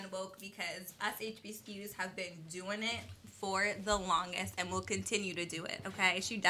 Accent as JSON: {"language": "English", "town": "Columbia", "region": "Maryland", "country": "United States", "said": "Okay, so I'm from Columbia, Maryland. I'm a Morgan State graduate, so shout out to all the HBCUs out there. Mm-hmm. I'm a former Miss Maryland United States."}